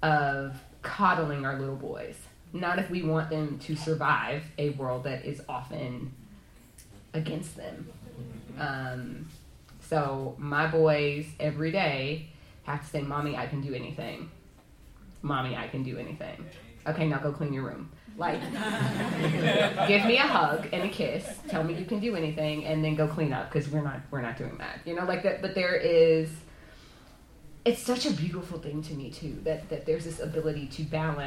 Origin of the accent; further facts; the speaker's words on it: Atlanta, Georgia, United States; I'm from Atlanta, so we talk a very specific way